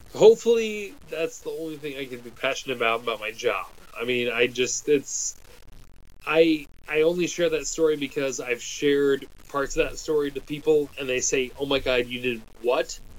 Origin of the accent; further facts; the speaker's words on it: United States; I'm a golfer and I'm American